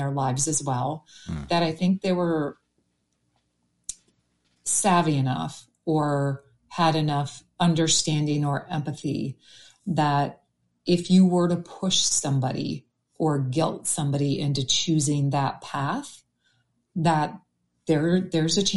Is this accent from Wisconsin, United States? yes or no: yes; Green Bay, Wisconsin, United States; I grew up in Green Bay, Wisconsin